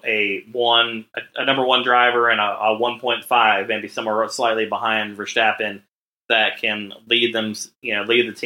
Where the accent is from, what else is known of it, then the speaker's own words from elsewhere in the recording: United States; as an American